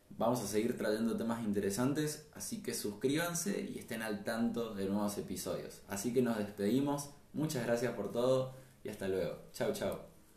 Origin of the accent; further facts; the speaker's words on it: Puerto Iguazú, Misiones, Argentina; nosotros somos de Puerto Iguazú Misiones, la ciudad de las Cataratas